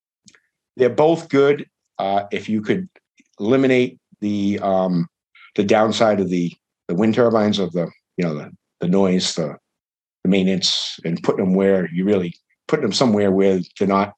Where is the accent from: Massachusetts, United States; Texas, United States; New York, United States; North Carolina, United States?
Massachusetts, United States; Fairhaven; my hometown in Fairhaven